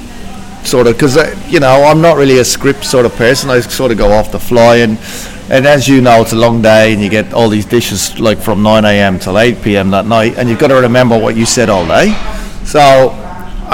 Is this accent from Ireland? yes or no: yes; Dublin, Leinster, Ireland; Born in Dublin, 1973, August